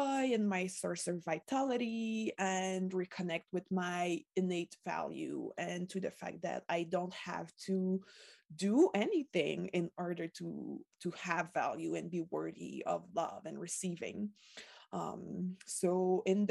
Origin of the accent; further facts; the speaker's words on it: Quebec, Canada; first language French; English is a second language; I was born in Quebec, in a middle-class family